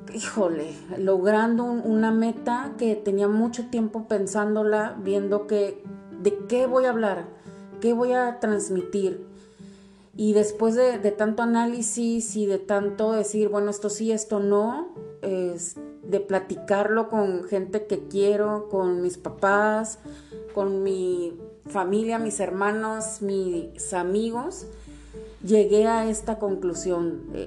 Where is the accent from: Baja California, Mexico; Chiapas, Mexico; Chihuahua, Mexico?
Baja California, Mexico; Tijuana; also born or lived in Mexico City; nací en la Ciudad de México, pero toda la vida he vivido aquí en, Tijuana